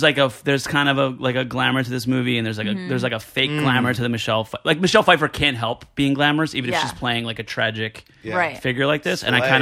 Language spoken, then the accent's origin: English; New Jersey, United States; I couldn't be any more like Italian from Jersey if I tried